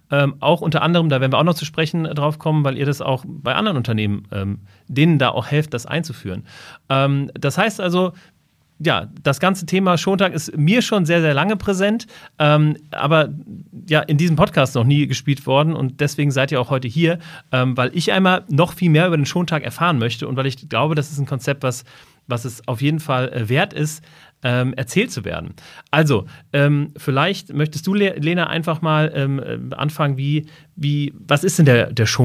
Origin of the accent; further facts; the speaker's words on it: Hesse, Germany; wir kommen ja beide aus dem Rhein-Main-Gebiet